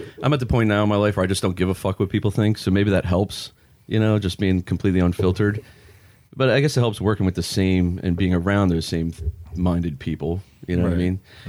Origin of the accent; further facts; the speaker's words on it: Pennsylvania, United States; for me and Ian, we grew up in Pennsylvania